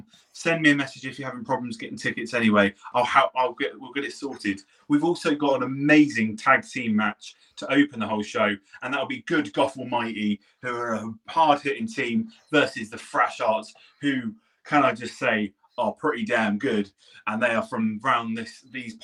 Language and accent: English; Poole, South West England, United Kingdom; moved away; I'm from Poole. I'm born and bred in Poole